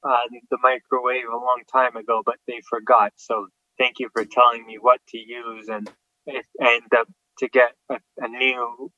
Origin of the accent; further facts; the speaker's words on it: Toronto, Ontario, Canada; I'm from Toronto, Ontario, Canada.